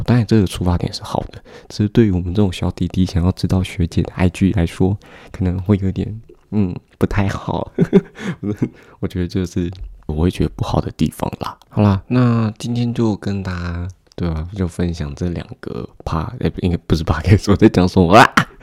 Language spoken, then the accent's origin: Chinese; Taoyuan, Taiwan; 我是来自桃园的高中生